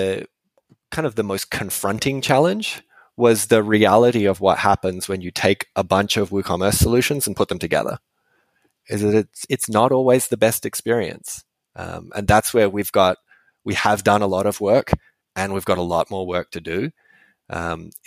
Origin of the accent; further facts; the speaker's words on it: Western Australia, Australia; moved away; I'm from Western Australia originally.